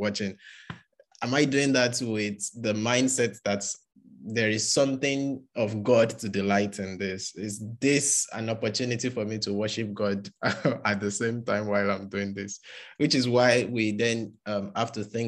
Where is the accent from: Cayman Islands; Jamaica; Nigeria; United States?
Nigeria; moved away as an adult; now in United Kingdom; as a Nigerian that is just new in the UK